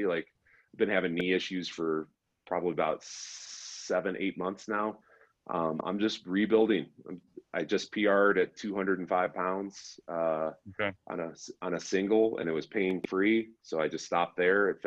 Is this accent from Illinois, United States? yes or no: yes; Chicago, Illinois, United States; now in Colorado, United States; I'm from Chicago